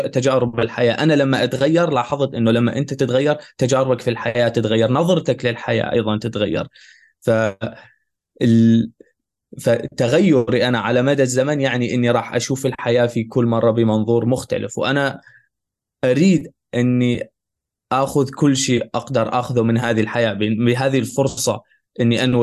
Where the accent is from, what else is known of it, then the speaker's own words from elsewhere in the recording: Syria; now in Germany; وانا لاجئ من من تركيا لهون لالمانيا على الطريق في هنغاريا كنا كنت انا مع مجموعه من من العرب السوريين وكنا نهرب من الشرطه